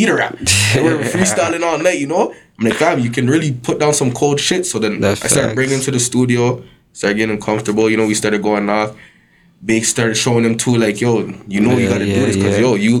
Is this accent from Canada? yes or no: yes; Toronto, Ontario, Canada; I grew up in the Pelham Park area